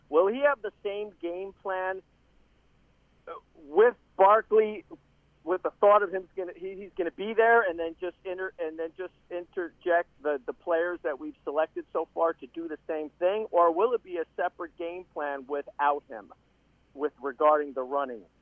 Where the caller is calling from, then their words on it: Tampa, Florida, United States; Hey, John Lance. It's